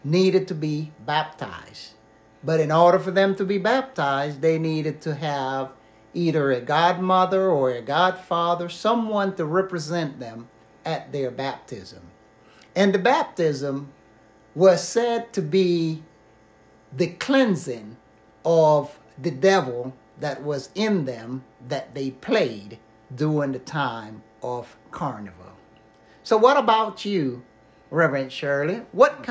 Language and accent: English; Panama; moved away; growing up in Panama